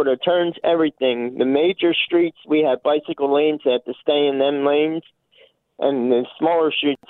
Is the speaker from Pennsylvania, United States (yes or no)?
yes; Philadelphia, Pennsylvania, United States; I'm from Philadelphia, Pennsylvania